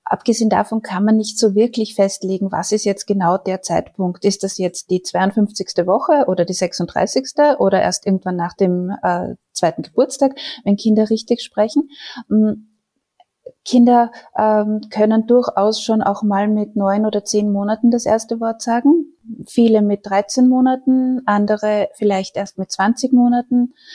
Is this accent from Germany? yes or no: no; Austria; Bei uns in Österreich